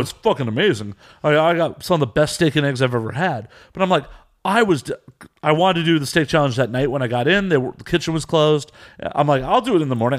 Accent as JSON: {"language": "English", "country": "United States", "also_born_or_lived": "Chicago / Las Vegas", "said": "I'm American"}